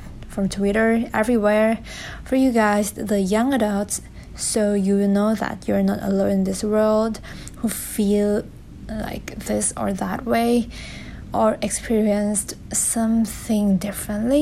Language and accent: English; Thailand; English is a second language; I am Thai from Thailand. As you can tell from my accent, it's kind of weird. But never mind. And English is also my second language.